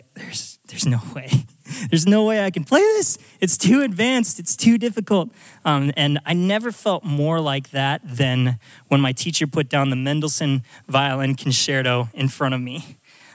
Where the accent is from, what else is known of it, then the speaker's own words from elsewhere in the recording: Alaska, United States; moved away as an adult; I'm from Alaska. I grew up in this tiny little town out in the middle of nowhere.